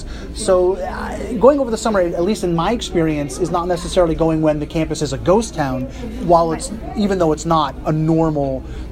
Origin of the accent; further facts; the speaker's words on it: northern New Jersey, United States; because I grew up in New Jersey, again, as I've mentioned on the pod before, and I grew up in northern New Jersey, a train ride away from New York City